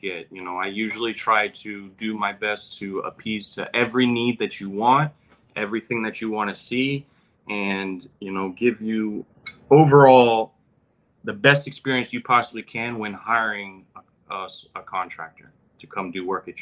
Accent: Broward County, South Florida, United States; I was born and raised in South Florida, Broward County

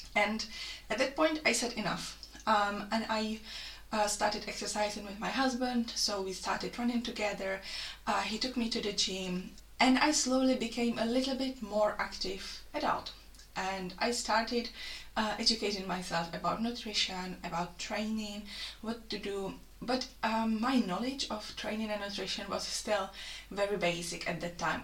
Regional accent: Czechia; moved away as an adult; now in Lichfield, United Kingdom; I come from the Czech Republic and I have been in the UK for over five years now.

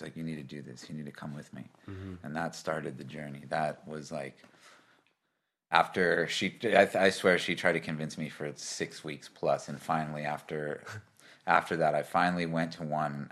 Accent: Kauai, Hawaii, United States; moved away as an adult; now in Melbourne, Australia; I grew up in Hawaii on the island of Kauai

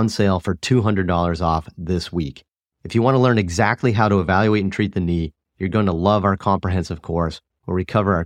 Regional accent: Boston, Massachusetts, United States; as a Bostonian

